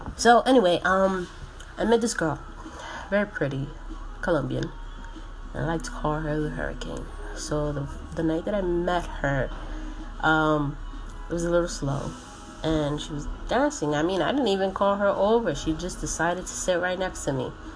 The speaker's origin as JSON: {"language": "English", "region": "New Jersey", "country": "United States", "tie": "born or raised there", "said": "I'm fucking Puerto Rican, but I was born and raised in New Jersey"}